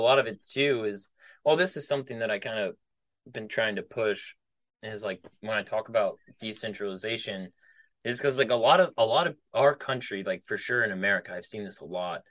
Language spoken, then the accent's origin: English; Midwest, United States; I'm from the Midwest, and I knew a lot of people in the military from the Midwest.